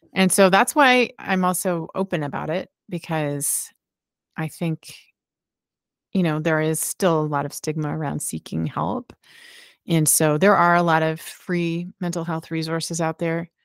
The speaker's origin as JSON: {"language": "English", "town": "Halifax", "region": "Nova Scotia", "country": "Canada", "tie": "born or raised there", "said": "rock radio show in Halifax, my hometown."}